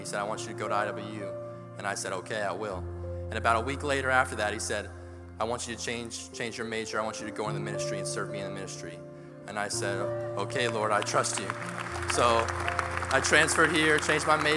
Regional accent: Virginia, United States; moved away as an adult; I'm from Virginia, so I'm like live 12 hours away from here

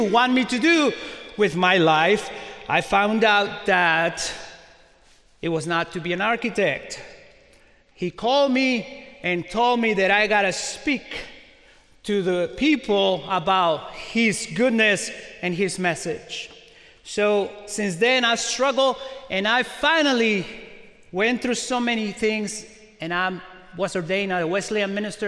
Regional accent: Mexico; also born or lived in Carmel, Indiana; now in Indiana, United States; I was born in Mexico and I speak Spanish.

